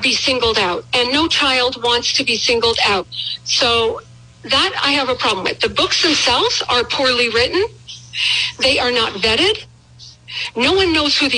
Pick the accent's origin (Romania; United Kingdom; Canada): Canada; moved away as an adult; now in United States; I was raised in Canada. I became an American citizen over 30 years, you know, a long time ago. I moved to this country.